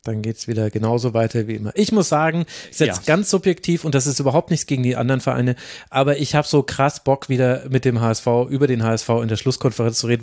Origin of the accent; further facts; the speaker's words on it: the region where all the Club fans are, Bavaria, Germany; Ich komme ja genau aus der Region, wo alle Clubfans sind